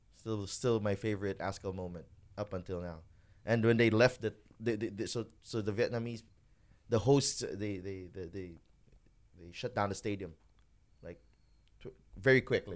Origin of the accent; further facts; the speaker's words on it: Bacolod, Western Visayas, Philippines; growing up in Bacolod